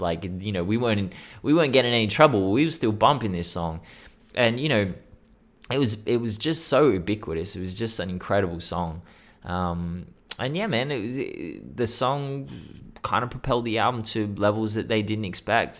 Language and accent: English; Sydney, New South Wales, Australia; I'm from Sydney, Australia, not Houston, Texas